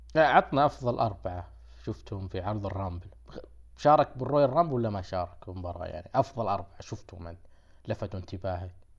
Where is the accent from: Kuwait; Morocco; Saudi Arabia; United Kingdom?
Saudi Arabia; عندنا في السعوديه